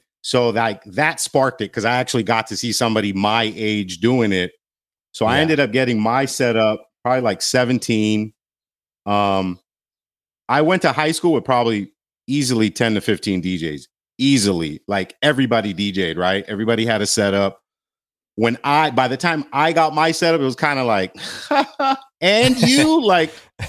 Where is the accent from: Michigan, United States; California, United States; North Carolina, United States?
California, United States; Glendale; So grew up in Glendale.